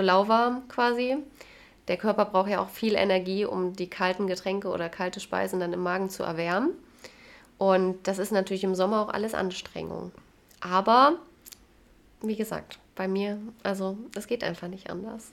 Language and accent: German; Jena, Thuringia, Germany; komme aus dem wunderschönen Jena, wurde hier geboren, werde hoffentlich hier sterben.